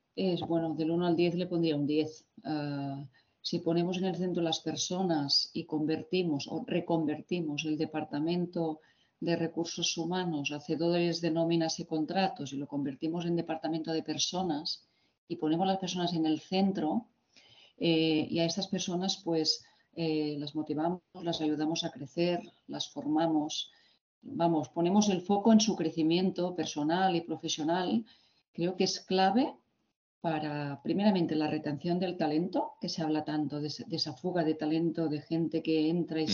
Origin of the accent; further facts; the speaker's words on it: Barcelona, Catalonia, Spain; yo nací y estudié en Barcelona